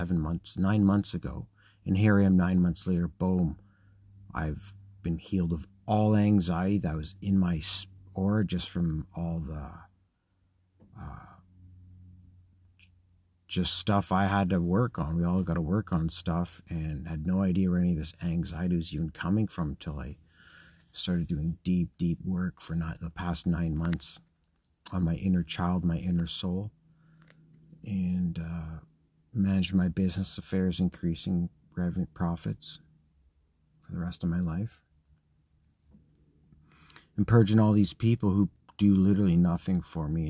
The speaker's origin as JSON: {"language": "English", "region": "Scotland", "country": "United Kingdom", "said": "I'm Scottish"}